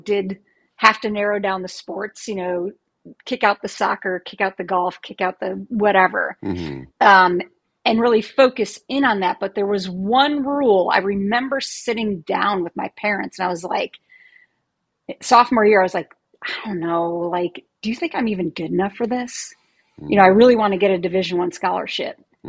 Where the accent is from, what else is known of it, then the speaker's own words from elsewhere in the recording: Ohio, United States; I grew up in Ohio.